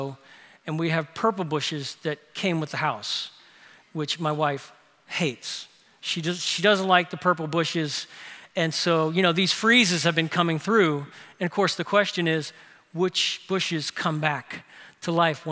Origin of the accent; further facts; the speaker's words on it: New Orleans, Louisiana, United States; My older sister Lori did one of the most thoughtful things that an older sister could do for her younger teenage brothers growing up in New Orleans